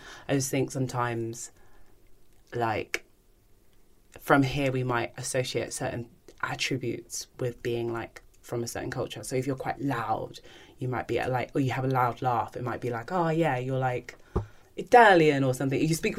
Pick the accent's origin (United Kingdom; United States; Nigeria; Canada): Nigeria; I've been given a lot, but people don't usually tend to think I'm Nigerian.